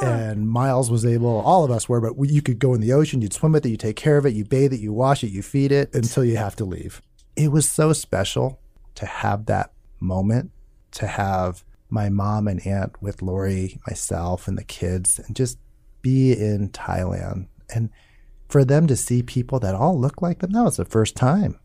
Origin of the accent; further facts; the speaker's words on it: Omaha, Nebraska, United States; where I grew up, Northwest Omaha, just white working class